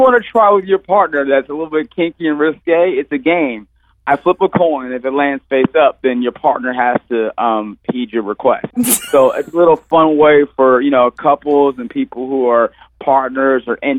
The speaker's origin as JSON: {"language": "English", "town": "Los Angeles", "region": "California", "country": "United States", "tie": "born or raised there", "said": "Born and raised in Los Angeles"}